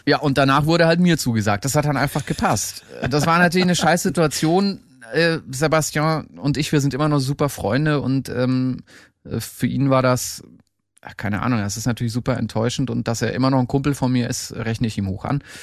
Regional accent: Erlangen, Bavaria, Germany; an so einem Musikinstitut in, hier in Erlangen in meiner Heimat

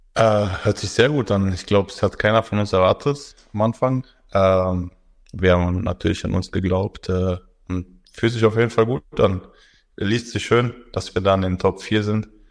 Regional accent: Berlin, Germany; moved away as an adult; now in Bamberg, Germany; ich komme aus Berlin

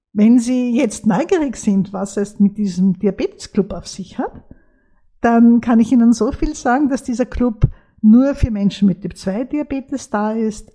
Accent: Austria; bei uns in Österreich

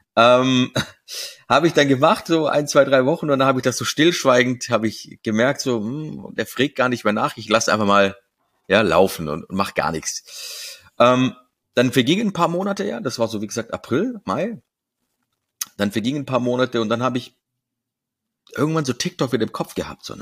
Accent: Stuttgart, Baden-Württemberg, Germany; meiner Stuttgarter Bubble, wo ich herkomme, ne, wo man mich so kennt, wo ich mein Netzwerk habe

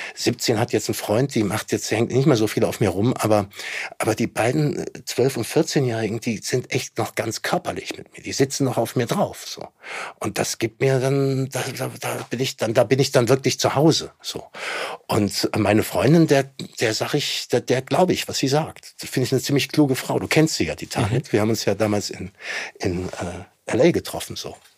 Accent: Germany; wir auch weiter tragen müssen als Deutsche

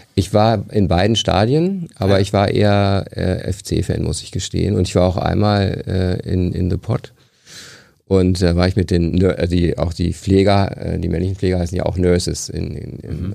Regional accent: Hanover, Lower Saxony, Germany; moved away as an adult; also born or lived in Liverpool; now in Aachen, Germany; ich komme aus der Gegend von Hannover

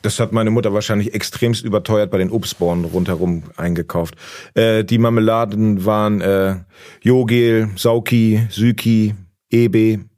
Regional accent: Hemmoor, Lower Saxony, Germany; now in Berlin, Germany; in Hemmoor, wo ich herkomme

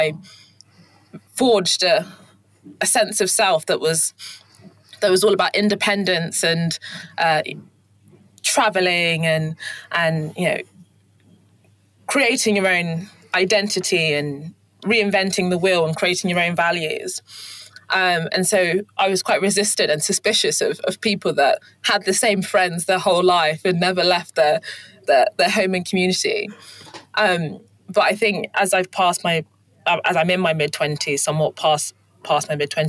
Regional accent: London, United Kingdom; also born or lived in Kent / Hertfordshire / Leeds; So I was born in London and born in Streatham in southwest London, and then moved to southeast London, and then moved to Kent, and then went to boarding school in Hertfordshire, and then went to university in Leeds.

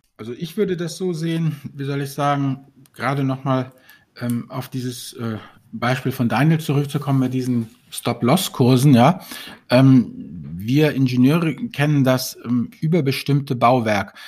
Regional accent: Germany; als Deutsche

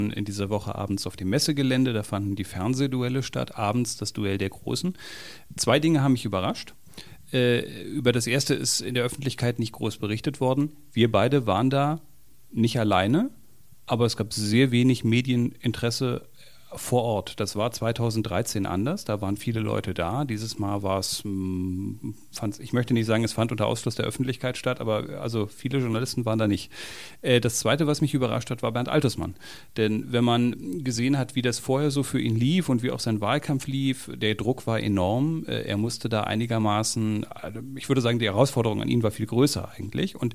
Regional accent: Berlin, Germany; Und auch als Berliner der alle rote Socken Kampagne in Kampagnen in Berlin schon gesehen hat, der von der Linken in Berlin regiert wurde

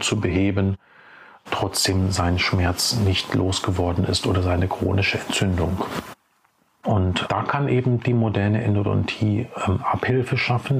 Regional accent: Ruhr area, North Rhine-Westphalia, Germany; also born or lived in Czech Republic; Und hier bin ich auch einen Großteil meines Lebens aufgewachsen, in den unterschiedlichen Städten des Ruhrgebiets. Geboren bin ich allerdings in Tschechien, aber dann als wirklich kleiner Junge, also mit äh, vier Jahren dann äh, nach Deutschland gekommen

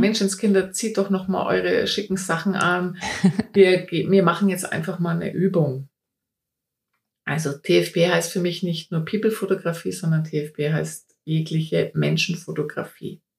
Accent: Bayreuth, Bavaria, Germany; ich komme aus Bayreuth, also aus dem schönen Frankenland, Oberfranken

